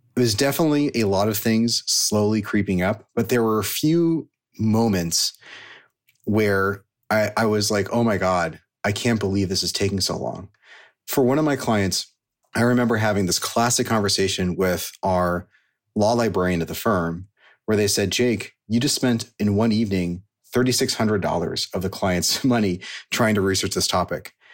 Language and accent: English; Silicon Valley, California, United States; So I grew up in Silicon Valley